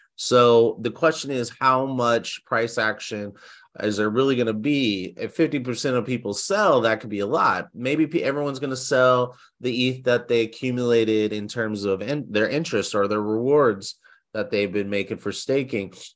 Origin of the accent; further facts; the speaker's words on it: United States; as an American citizen